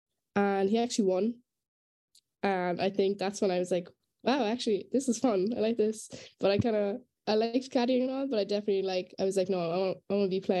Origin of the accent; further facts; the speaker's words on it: Douglas, Munster, Ireland; moved away as an adult; now in Miami, United States; I am originally from Douglas in Cork.